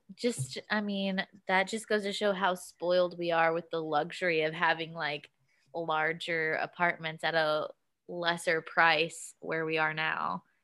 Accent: Kentucky, United States; moved away; I'm from Kentucky.

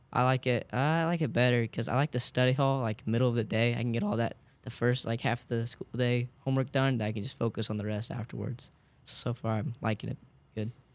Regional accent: Nashville, Illinois, United States; I'm from Nashville, Illinois.

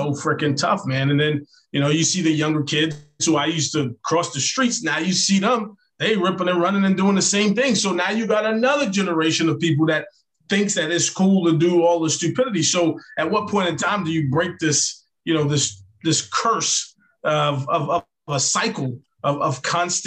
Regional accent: New York City, New York, United States; growing up in New York

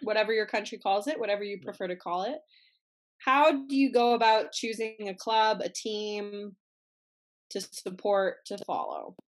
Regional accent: Canada; as a Canadian

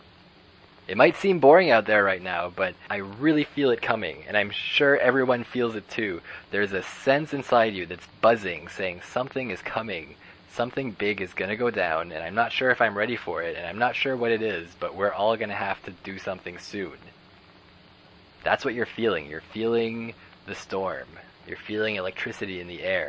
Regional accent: Canada; as a Canadian

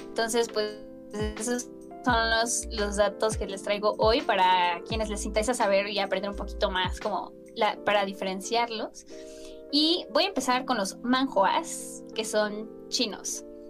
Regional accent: Mexico; yo soy mexicana

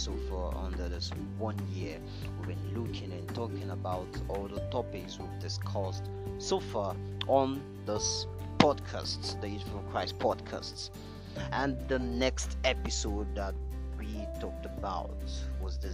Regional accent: Nigeria

